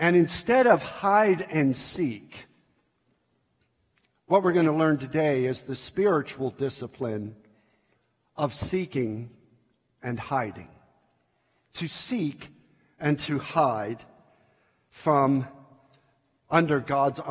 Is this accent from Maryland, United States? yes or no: yes; Baltimore, Maryland, United States; I grew up in Baltimore, Maryland